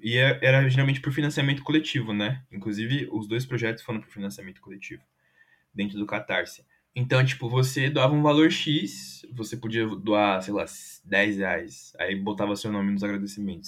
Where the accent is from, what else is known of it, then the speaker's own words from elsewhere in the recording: São Paulo, Brazil; no bairro de São Rafael, do lado de São Mateus, que foi onde eu cresci também